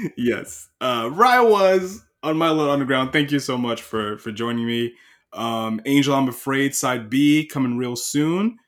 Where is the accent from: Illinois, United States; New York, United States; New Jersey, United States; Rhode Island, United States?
New York, United States; Long Island; I'm from Long Island